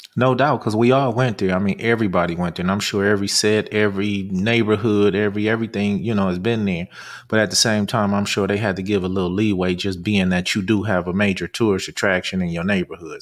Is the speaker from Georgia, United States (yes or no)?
no; Los Angeles, California, United States; we grew up in Venice